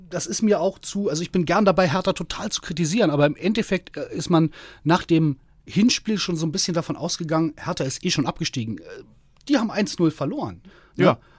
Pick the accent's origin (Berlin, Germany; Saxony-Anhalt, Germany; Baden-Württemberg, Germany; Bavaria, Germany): Berlin, Germany; so auch als Berliner ist härter so dieser Gaffer-Effekt.